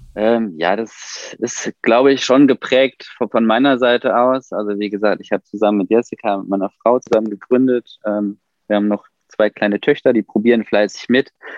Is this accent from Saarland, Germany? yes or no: no; Ruhr area, North Rhine-Westphalia, Germany; now in near Mannheim, Germany; wir kommen ja eigentlich aus dem Ruhrgebiet